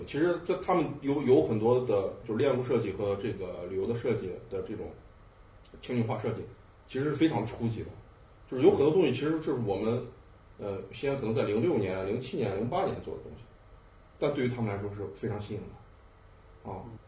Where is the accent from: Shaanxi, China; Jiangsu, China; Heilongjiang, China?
Shaanxi, China; Xi'an; 我是一个西安人